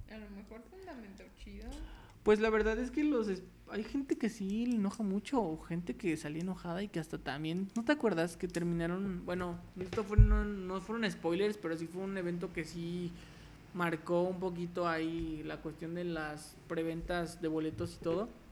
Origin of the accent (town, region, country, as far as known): Mexico; also born or lived in León, Guanajuato